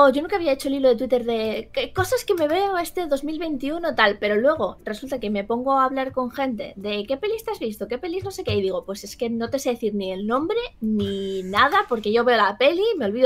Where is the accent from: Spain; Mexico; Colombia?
Spain; Valencia, Valencian Community; como soy de Valencia